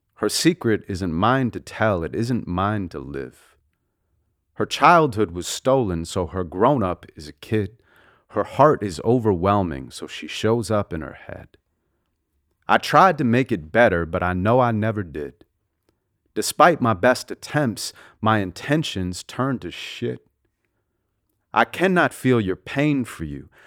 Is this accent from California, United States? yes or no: yes; Santa Monica, California, United States; we grew up in Santa Monica and, uh, lived there till I was around twelve